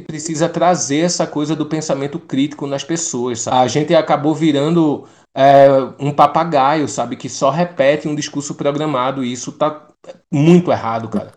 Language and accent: Portuguese; Pernambuco, Brazil; accent: nordestino; Eu sou de Pernambuco